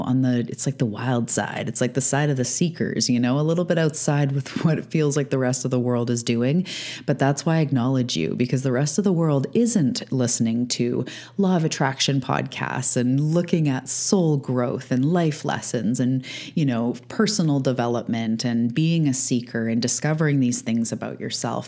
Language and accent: English; Canada; also born or lived in Vancouver Island, British Columbia; I'm a Canadian living on the west coast of Canada on Vancouver Island.